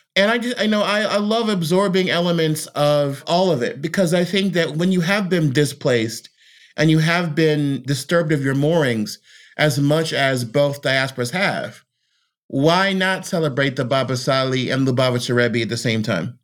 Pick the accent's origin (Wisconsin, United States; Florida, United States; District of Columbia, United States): District of Columbia, United States; Washington; now in American South, United States; I'm a native Washingtonian.